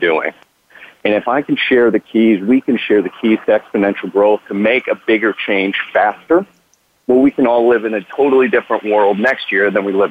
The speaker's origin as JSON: {"language": "English", "region": "Central New York", "country": "United States", "moved": "as an adult", "lives_now": "California, United States", "said": "I'm from Central New York originally, and it's only once I moved to California, like 15 years ago"}